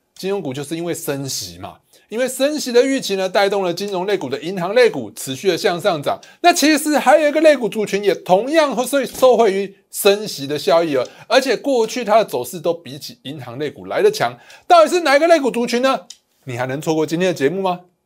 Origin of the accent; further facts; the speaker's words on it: Taiwan; 我们台湾人